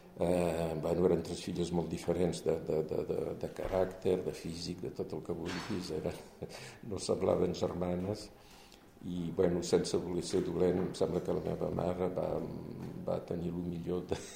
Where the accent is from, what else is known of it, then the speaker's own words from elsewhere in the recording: France; first language French; Catalan is a second language; also born or lived in Champagne; jo vaig néixer a França, eh, vam anar a viure a Champagne